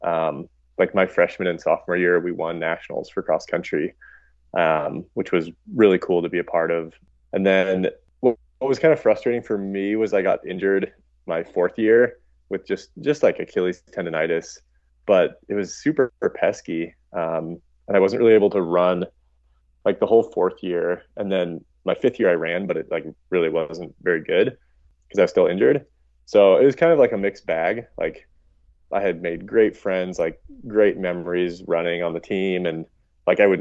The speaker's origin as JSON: {"language": "English", "town": "Missoula", "region": "Montana", "country": "United States", "tie": "born or raised there", "also_born_or_lived": "Boulder, Colorado / New Mexico", "said": "I grew up in Missoula."}